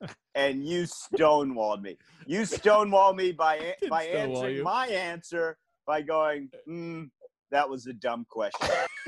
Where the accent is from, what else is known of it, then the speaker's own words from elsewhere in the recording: Cleveland Heights, Ohio, United States; I'm from Cleveland Heights, Ohio. You know, the city of trees, they call it. There's a lot of trees around there.